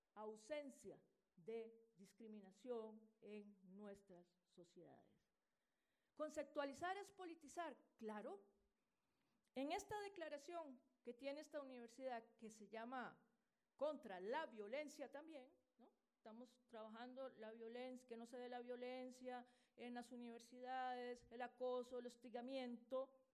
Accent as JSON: {"language": "Spanish", "country": "Costa Rica", "said": "en mi país, Costa Rica"}